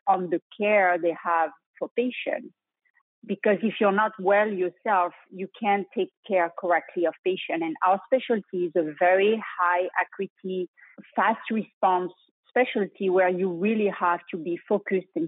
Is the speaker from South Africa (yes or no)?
no; France; accent: French; English is a second language; moved away as an adult; also born or lived in Europe / Bronx, New York; now in Houston, United States; my French accent, I graduated in Europe